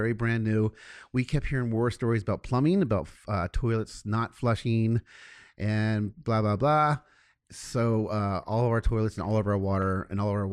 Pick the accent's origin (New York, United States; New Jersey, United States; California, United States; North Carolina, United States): California, United States; Southern; I was born and raised in Southern California